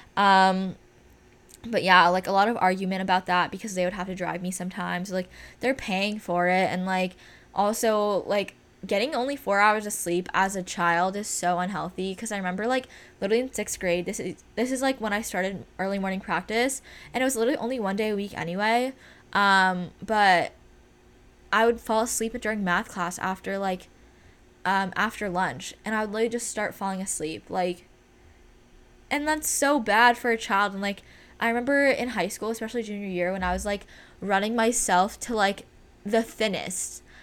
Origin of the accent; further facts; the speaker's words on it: California, United States; we're from California